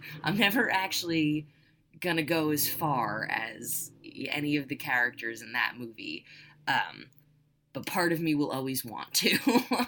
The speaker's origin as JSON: {"language": "English", "country": "United States", "also_born_or_lived": "California", "said": "as an American"}